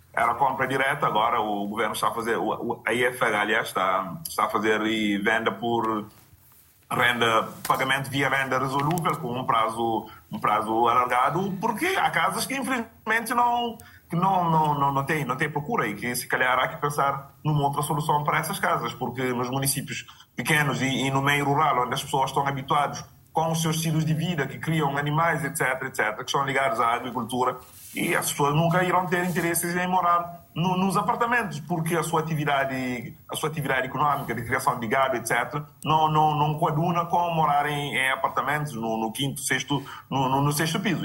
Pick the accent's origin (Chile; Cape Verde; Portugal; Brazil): Cape Verde; Picos; Picos também, que é a zona onde eu nasci